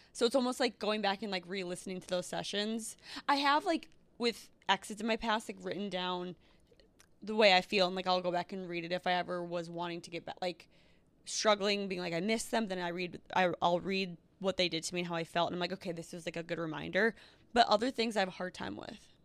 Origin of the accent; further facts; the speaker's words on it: Northfield, Minnesota, United States; moved away; where I grew up. Northfield.